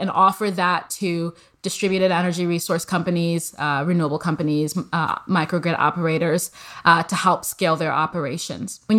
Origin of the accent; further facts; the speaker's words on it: Nigeria; also born or lived in United States; You know, I grew up partially in the US. So I'm a Nigerian American.